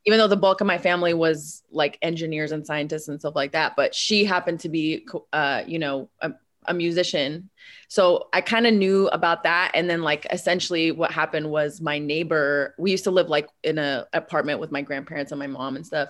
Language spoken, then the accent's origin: English; Bay Area, California, United States; also born or lived in Moscow, Russia; my parents relocated to the Bay Area. And so I spent, like, all my formative years basically in the Bay.